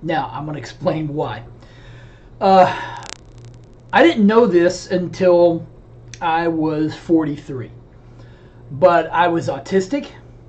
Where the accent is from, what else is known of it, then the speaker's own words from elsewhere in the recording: the South, United States; And growing up in the South, the Southern Baptist Convention is actually the largest evangelical denomination, or at least it had been.